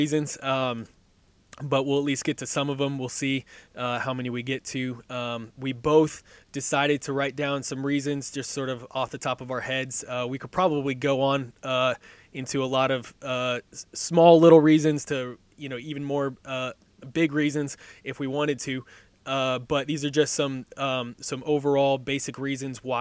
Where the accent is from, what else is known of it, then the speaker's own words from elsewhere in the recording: Southern California, United States; moved away as an adult; now in Middle Tennessee, United States; I grew up in California, absolutely loved it out there. And I miss Southern California weather